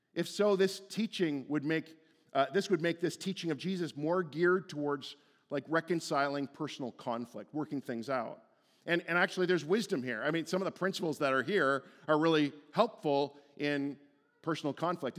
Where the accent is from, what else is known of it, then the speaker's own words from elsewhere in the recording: Stouffville, Ontario, Canada; moved away as an adult; Stouffville was where I went to high school. Li-, like, that was my hometown.